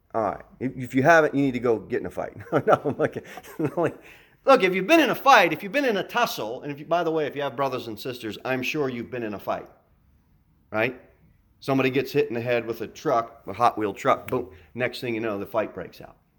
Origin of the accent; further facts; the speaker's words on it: United States; I want to address you as an American